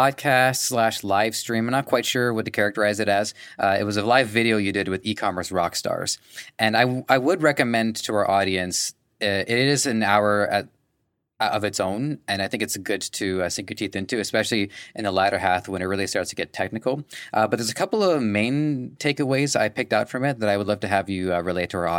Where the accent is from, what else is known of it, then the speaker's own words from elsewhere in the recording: Canada; from my perspective of a Canadian